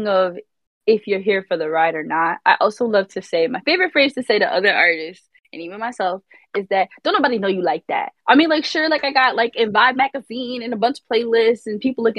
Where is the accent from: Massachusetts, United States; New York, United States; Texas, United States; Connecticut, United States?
New York, United States; Rockland County; also born or lived in Brooklyn; I am from Rockland County. It's upstate, an hour from the city